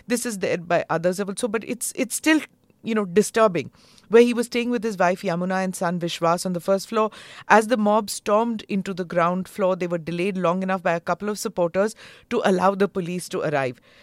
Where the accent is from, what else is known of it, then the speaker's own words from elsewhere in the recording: Mumbai, Maharashtra, India; I was born there in Navy Nagar.